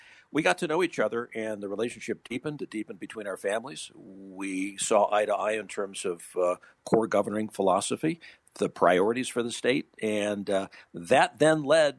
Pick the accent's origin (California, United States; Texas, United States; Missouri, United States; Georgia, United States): California, United States; Los Angeles; now in Utah, United States; seventh generation Utahn. I was born in California, raised in Los Angeles, lived back east